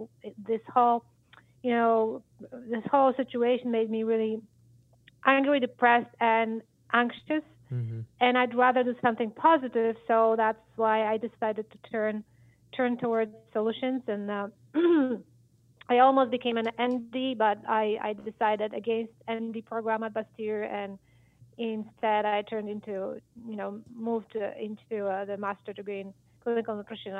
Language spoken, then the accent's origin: English; Poland; English is a second language; now in Michigan, United States; Maybe it started with the fact when I moved from Poland to Michigan 25 years ago